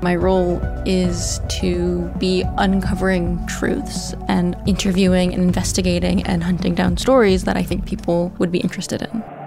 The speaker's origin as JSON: {"language": "English", "country": "Australia", "said": "we, as Australian citizens"}